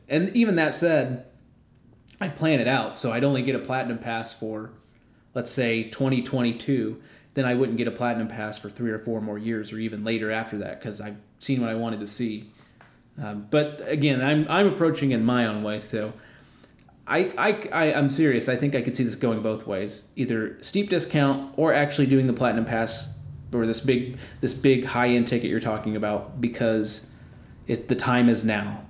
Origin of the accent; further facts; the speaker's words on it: Midwest, United States; I am a Midwesterner.